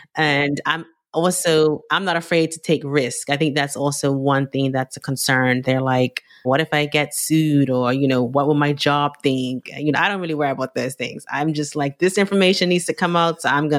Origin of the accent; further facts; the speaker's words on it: Bermuda; I'm Caribbean from Bermuda.